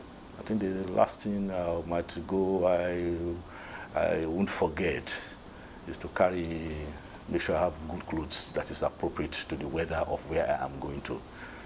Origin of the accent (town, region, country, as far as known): Nigeria